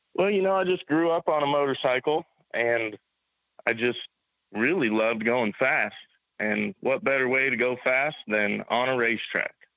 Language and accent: English; Carlisle, Iowa, United States; also born or lived in Des Moines, Iowa; I was born in Des Moines, Iowa, and uh, I grew up in Carlisle, Iowa, little small town just outside Des Moines, and uh, still currently live there even.